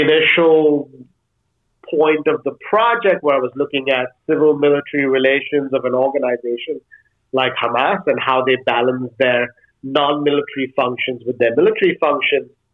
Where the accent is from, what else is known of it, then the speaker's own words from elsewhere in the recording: India; moved away as an adult; now in Denmark; I grew up in India. So in some ways, the first 18 years of my life, I was in and around